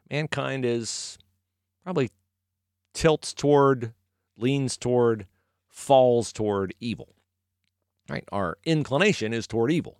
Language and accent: English; United States; I was born in America